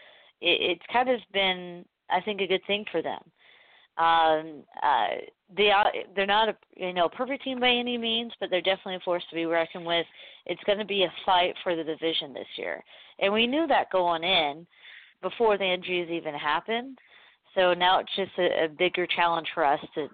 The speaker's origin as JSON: {"language": "English", "town": "Portland", "region": "Oregon", "country": "United States", "said": "I'm from Portland"}